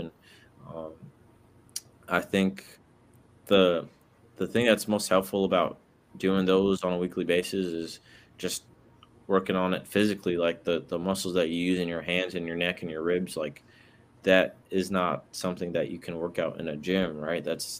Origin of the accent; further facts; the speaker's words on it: Brooklyn, New York, United States; also born or lived in Atlanta / Washington, D.C.; I was born in Atlanta, raised in Brooklyn, New York, and Washington, D.C.